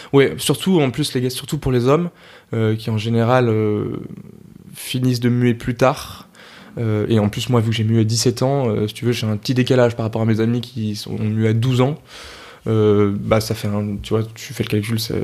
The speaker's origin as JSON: {"language": "French", "town": "Argenteuil", "region": "Île-de-France", "country": "France", "said": "j'étais dans une chorale à Argenteuil, parce que je viens d'Argenteuil"}